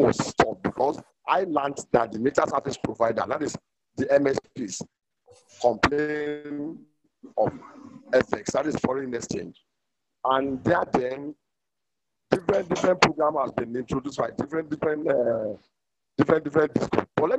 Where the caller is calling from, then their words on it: Ibadan, Oyo, Nigeria; I am calling from Ibadan.